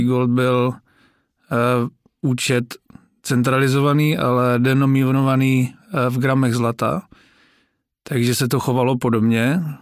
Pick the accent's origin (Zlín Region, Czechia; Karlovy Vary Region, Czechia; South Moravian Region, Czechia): Zlín Region, Czechia; Moravian Wallachia; já jsem teda z Valašska